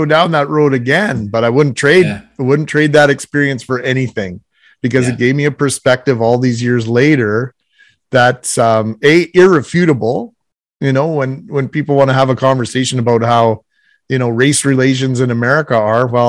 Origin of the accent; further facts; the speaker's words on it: Winnipeg, Manitoba, Canada; I grew up in the West End of Winnipeg